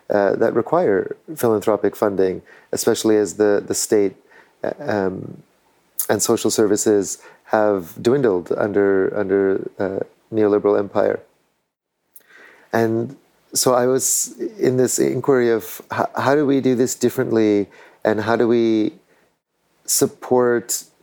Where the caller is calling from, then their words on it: Tierra Valiente, Alajuela, Costa Rica; I'm calling in from Tierra Valiente in Costa Rica, near La Fortuna, um, and this land is the uh, historical lands of the Maleku people, who are still close